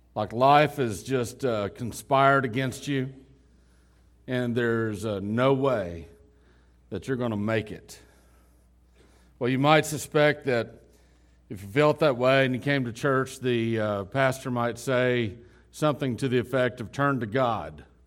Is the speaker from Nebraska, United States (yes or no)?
no; West Texas, United States; We're from West Texas.